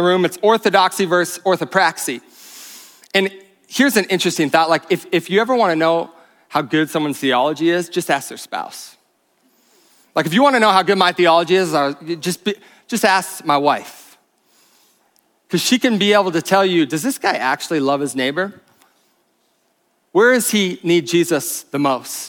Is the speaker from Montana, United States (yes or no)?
yes; Bozeman, Montana, United States; I'm from Bozeman, though. This is my hometown